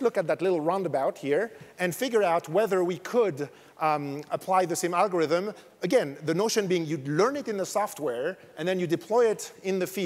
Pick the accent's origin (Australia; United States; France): France; accent: French; English is a second language; moved away; You probably noticed from my accent, I'm French